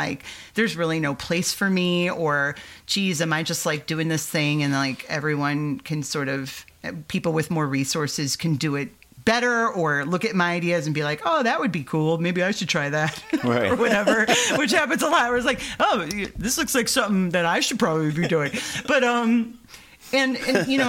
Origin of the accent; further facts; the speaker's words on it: Michiana Shores, Indiana, United States; where I grew up in Northwest Indiana, Michiana shores